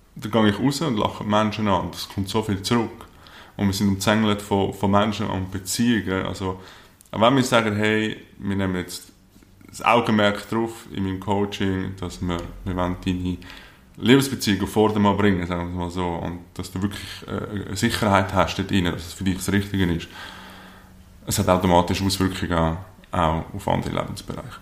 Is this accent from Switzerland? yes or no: yes; Lake Zurich, near Zurich, Switzerland; aufgewachsen hier in der Nähe von Zürich am Zürichsee